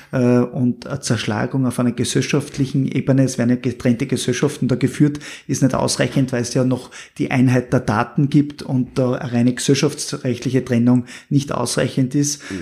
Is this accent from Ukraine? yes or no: no; Styria, Austria; Als Steirer können wir